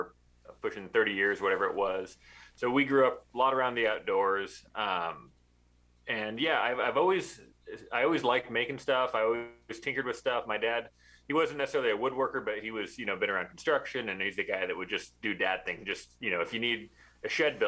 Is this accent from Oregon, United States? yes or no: yes; Albany, Oregon, United States; also born or lived in Corvallis, Oregon; I was born in Oregon, grew up in, you'll know it, but most people won't. I grew up in Albany, which is close to Corvallis